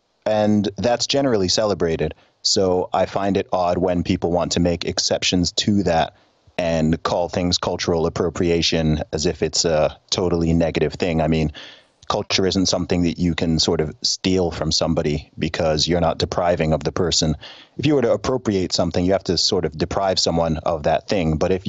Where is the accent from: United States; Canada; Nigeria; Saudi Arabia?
Saudi Arabia; People are always surprised when I say that I loved growing up in Saudi Arabia. I mean, I was living in an expat community, so I'm aware that where I lived was very different in many ways from what you would call the real Saudi, right?